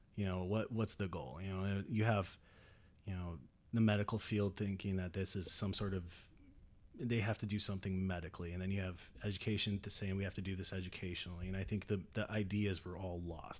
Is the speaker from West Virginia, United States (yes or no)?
no; right outside Seattle, Washington, United States; moved away as an adult; I grew up out in Washington